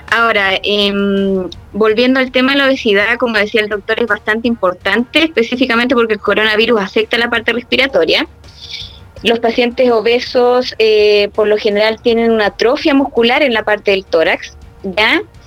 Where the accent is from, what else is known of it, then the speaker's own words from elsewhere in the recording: Puerto Montt, Los Lagos, Chile; now in Santiago, Chile; yo soy de Puerto Montt